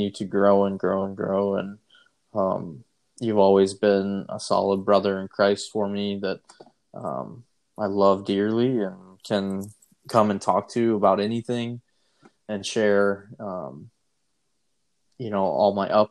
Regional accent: Gerritsen, South Dakota, United States; born and raised in Gerritsen, South Dakota

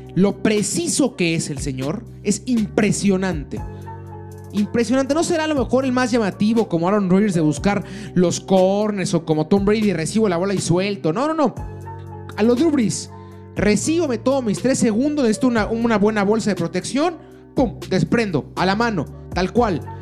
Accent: Mexico

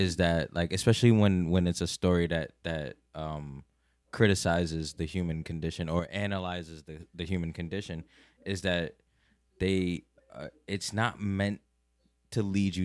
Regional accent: New York City, New York, United States; living and growing up in Brooklyn

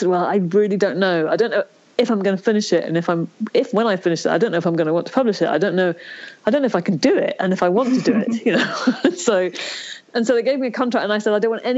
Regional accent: Ireland; I was born in Ireland

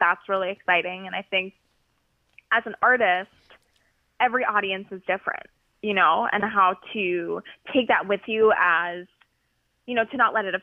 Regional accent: California, United States; now in New York, United States; I'm from California. So my mom is right now 3 hours behind me

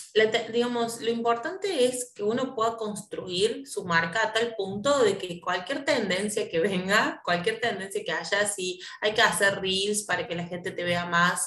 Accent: Córdoba, Argentina; nosotros somos de Córdoba

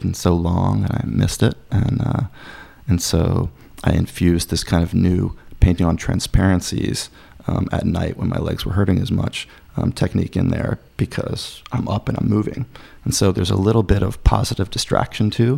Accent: Durham, North Carolina, United States; I started a cooperative art gallery in my my hometown of Durham

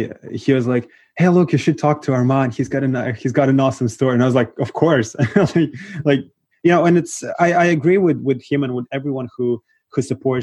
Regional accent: Moldova; moved away; cause I'm originally from Moldova

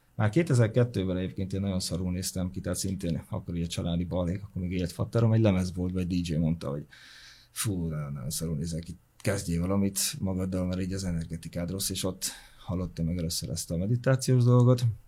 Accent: Hungary; also born or lived in Sopron / Fertőd / Veszprém; now in Budapest, Hungary; vidéki gyerek vagyok, Sopron, Fertőd, Veszprém, és így kerültem Budapestre.

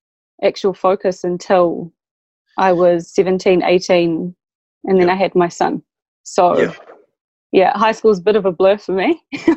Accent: Auckland, New Zealand; also born or lived in South London, United Kingdom; I grew up in Beach Haven.

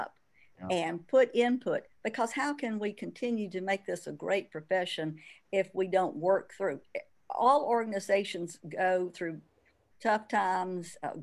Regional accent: Birmingham, Alabama, United States; you've got a Birmingham girl here

